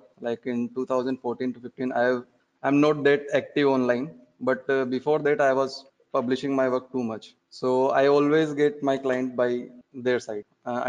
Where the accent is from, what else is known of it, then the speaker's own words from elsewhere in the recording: Jaipur, Rajasthan, India; I'm from Jaipur, Rajasthan, India.